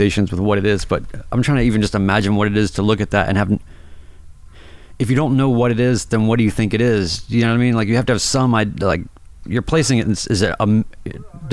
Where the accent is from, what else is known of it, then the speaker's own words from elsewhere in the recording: North Carolina, United States; I'm from North Carolina